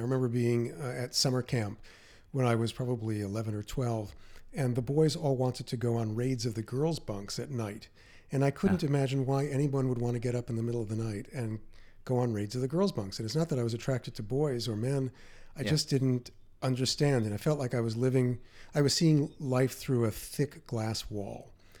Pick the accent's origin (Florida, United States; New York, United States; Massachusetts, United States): New York, United States; Queens; also born or lived in Manhattan; I was born on East 66th Street in Manhattan, and then was living in exile in Queens for 17 years, about 16 miles east of Manhattan, in a neighborhood. I like to think of it as the Iowa of New York City.